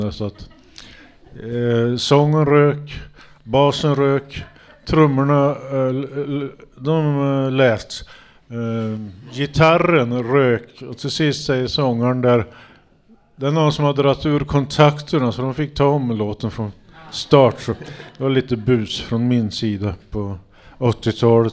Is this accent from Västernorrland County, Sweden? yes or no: no; Hagfors, Värmland, Sweden; jag kommer från Hagfors så var det så här dansbandskultur